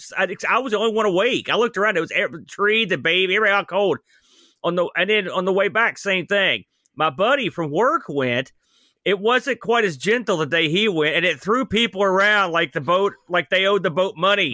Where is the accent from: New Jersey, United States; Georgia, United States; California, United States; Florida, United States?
New Jersey, United States; now in West Virginia, United States; I'm from New Jersey, technically